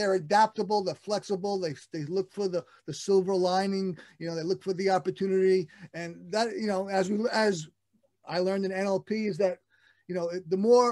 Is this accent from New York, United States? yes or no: yes; New York City, New York, United States; I'm still in Brooklyn, born and raised and returned here